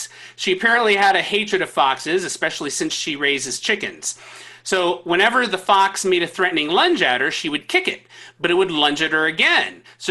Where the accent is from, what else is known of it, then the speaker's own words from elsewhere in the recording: Minnesota, United States; I'm from Minnesota, and that took me a second.